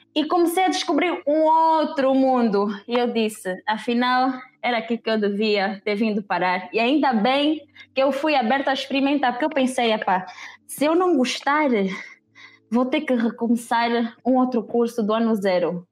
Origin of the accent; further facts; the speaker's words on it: Angola; moved away as an adult; also born or lived in Lisbon, Portugal / Netherlands; vivi a maior parte do meu tempo em Angola e só, só saí da Angola mesmo para estudar